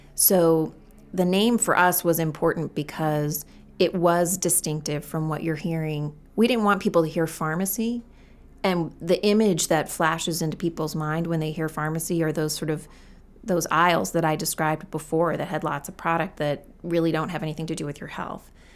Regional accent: Gorham, Maine, United States; I'm always kind of proud to say I'm from Maine

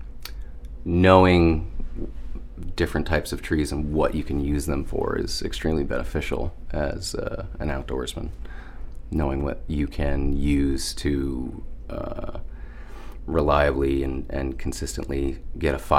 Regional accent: Pine Barrens of New Jersey, United States; now in Maine, United States; I grew up in the Pine Barrens of New Jersey

